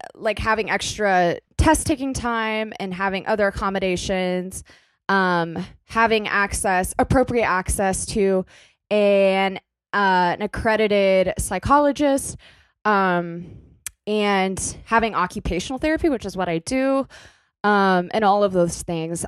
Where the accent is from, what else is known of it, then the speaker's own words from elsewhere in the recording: Kentucky, United States; moved away as an adult; now in New York City, United States; where I, I came from in my hometown in Kentucky.